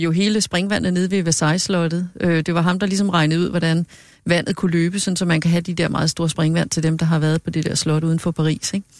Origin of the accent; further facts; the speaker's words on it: Hørsholm, Capital Region of Denmark, Denmark; Jeg er født i Hørsholm